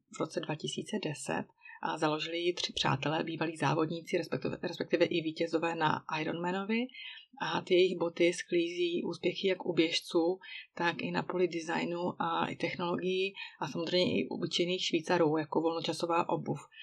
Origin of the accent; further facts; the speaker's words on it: Czechia; moved away as an adult; now in Switzerland; oblast, odkud pocházím, tedy Bílé Karpaty